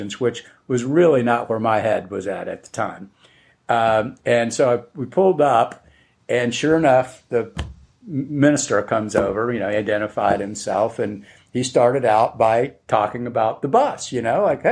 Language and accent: English; Atlanta, Georgia, United States; also born or lived in Athens, Georgia; spent the summer in Atlanta, where I'm from Georgia, and at my mother's place